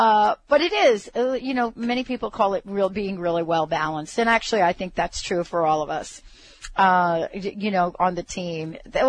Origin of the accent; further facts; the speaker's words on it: the South, Southern United States, United States; accent: southern; I'll give you my southern accent here in a minute